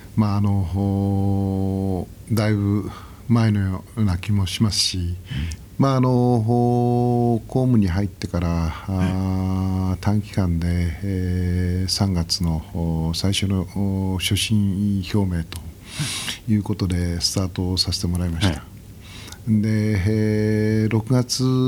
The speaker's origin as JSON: {"language": "Japanese", "town": "Nishitokyo", "region": "Tokyo", "country": "Japan", "tie": "born or raised there", "said": "僕はあの西東京市の外れで生まれ育って"}